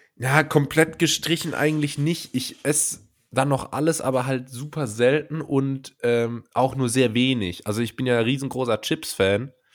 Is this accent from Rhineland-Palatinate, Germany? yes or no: yes; Rhineland-Palatinate, Germany; Das ist eine regionale Spezialität in meiner Heimat.